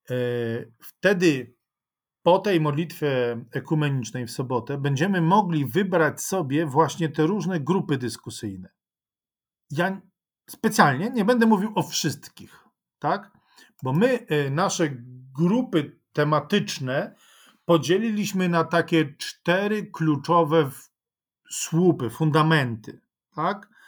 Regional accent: Ukraine; Dlaczego mam się e, cieszyć, radować tym, co to znaczy, że jestem Ukraińcem?

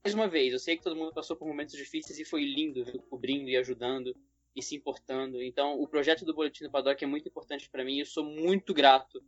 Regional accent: Brasília, Federal District, Brazil; eu sou de Brasília

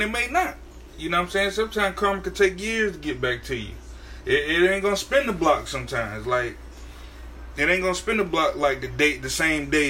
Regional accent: Connecticut, United States; moved away; I'm on a vacation in my hometown of Connecticut.

